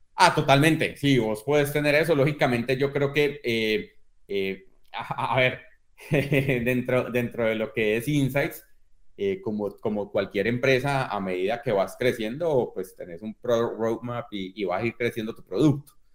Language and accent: Spanish; Colombia; yo crecí precisamente en Colombia